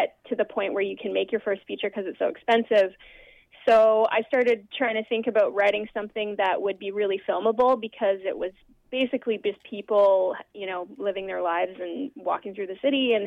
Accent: Vancouver, British Columbia, Canada; my hometown

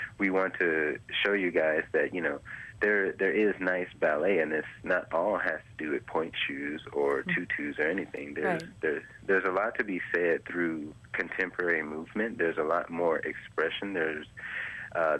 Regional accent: Oklahoma, United States; now in Vancouver, Canada; when I grew up in Oklahoma, there is arts there, but people didn't appreciate it more

